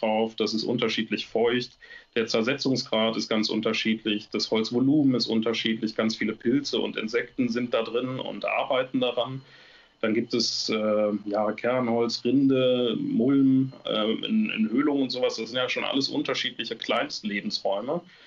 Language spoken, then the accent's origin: German; North Rhine-Westphalia, Germany; Nordrhein-Westfalen nehme, hier bei uns